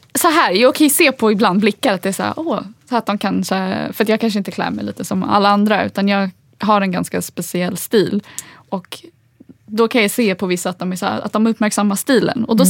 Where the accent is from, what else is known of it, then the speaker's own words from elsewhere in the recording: Stockholm, Stockholm County, Sweden; first language Swedish; also born or lived in Agadir, Morocco; jag är uppväxt som sagt i Husby men jag gick i skola i innerstan.